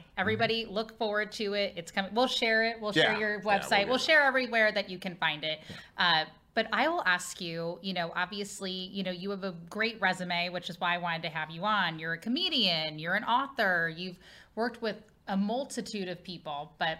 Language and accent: English; Cincinnati, Ohio, United States; now in St. Louis, United States; My sister and I obviously are both from Cincinnati